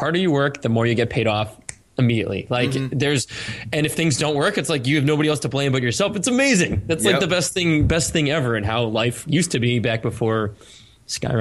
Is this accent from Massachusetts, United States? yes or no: yes; Cape Cod, Massachusetts, United States; moved away as an adult; also born or lived in California; I grew up in Cape Cod